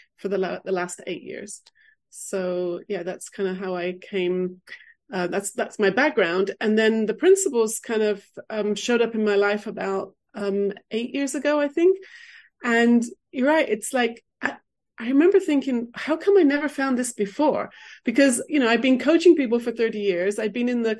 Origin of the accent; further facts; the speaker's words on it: England, United Kingdom; moved away; also born or lived in London / California; I grew up in England